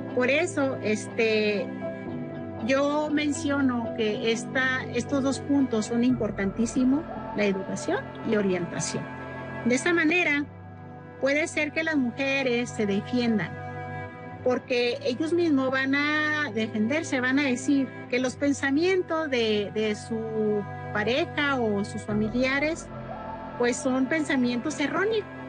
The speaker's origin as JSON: {"language": "Spanish", "country": "Mexico", "moved": "yes", "said": "Yo como mujer indígena conozco y sé el modo de vivir de allá de la sierra de donde soy"}